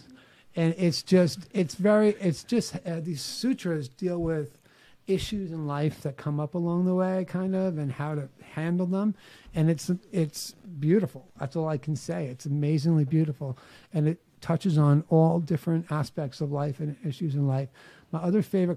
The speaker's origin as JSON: {"language": "English", "town": "New York City", "region": "New York", "country": "United States", "tie": "born or raised there", "said": "I know I talk funny because I grew up on Staten Island in New York City. I know I have an accent"}